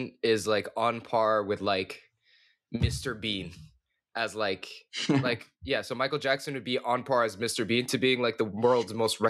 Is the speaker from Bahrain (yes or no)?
yes; Bahrain; also born or lived in Saudi Arabia; I grew up in the Middle East, man.